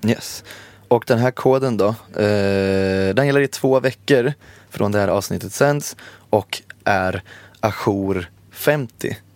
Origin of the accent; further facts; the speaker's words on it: Borås, Västra Götaland, Sweden; Jag är också från Borås